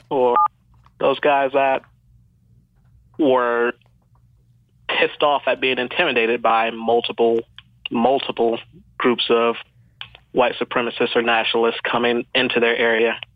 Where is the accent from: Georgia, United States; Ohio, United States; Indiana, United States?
Georgia, United States; born there; also born or lived in the South; I'm a military brat, so I grew up in the South and then a bunch of other places. I was born in the South, though. Yeah, born in Georgia.